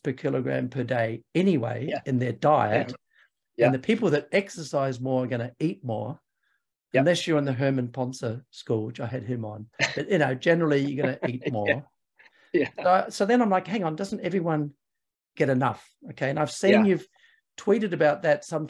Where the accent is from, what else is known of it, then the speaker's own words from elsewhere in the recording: New Zealand; I'm actually a New Zealander